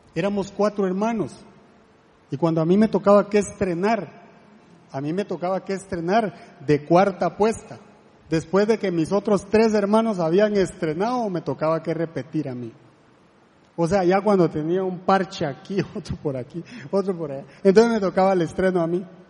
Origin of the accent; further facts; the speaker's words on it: La Gomera, Escuintla, Guatemala; now in Costa Rica; yo soy de Guatemala, eh, de un lugar que se llama La Gomera